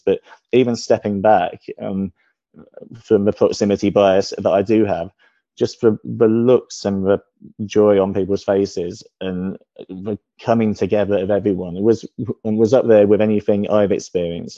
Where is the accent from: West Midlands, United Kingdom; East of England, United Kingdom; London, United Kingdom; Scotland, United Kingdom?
East of England, United Kingdom; Ipswich; moved away; I was born in Ipswich.